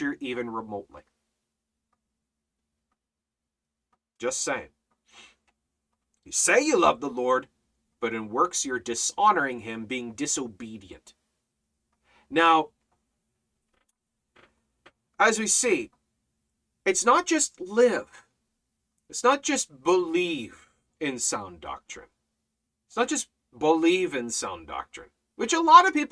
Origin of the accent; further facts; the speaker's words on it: Canada; I'm Canadian